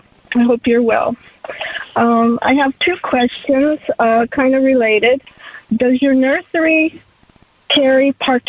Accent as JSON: {"language": "English", "town": "Phoenix", "region": "Arizona", "country": "United States", "tie": "born or raised there", "said": "I grew up in Phoenix"}